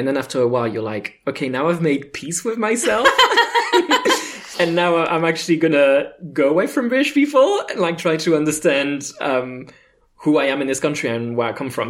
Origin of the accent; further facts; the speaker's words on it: France; now in United Kingdom; I'm an immigrant because I come from France